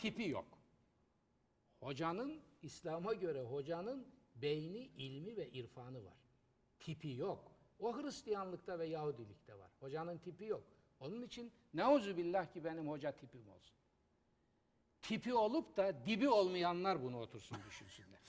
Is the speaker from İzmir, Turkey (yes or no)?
no; Trabzon, Turkey; moved away; benim memleket gittim Trabzon'da. Gençliğim, çocukluğum orada geçti.